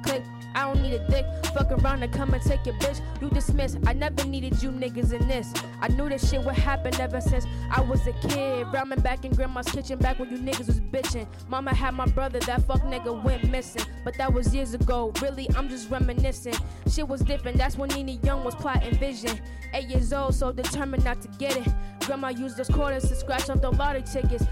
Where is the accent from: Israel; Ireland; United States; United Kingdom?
United States; Boston, Massachusetts; I'm from Boston, Massachusetts